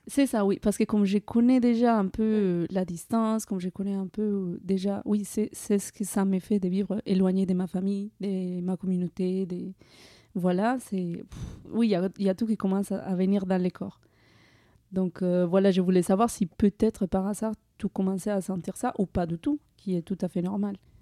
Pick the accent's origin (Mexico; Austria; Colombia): Colombia; moved away as an adult; now in France; en 2017, j'ai quitté la Colombie pour venir en France